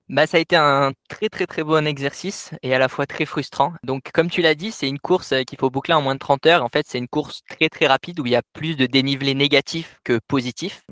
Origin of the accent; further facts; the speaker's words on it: Cévennes, Occitania, France; moved away as an adult; now in Annecy, France; je suis originaire donc des Cévennes, du sud des Cévennes, à peu près au nord de Montpellier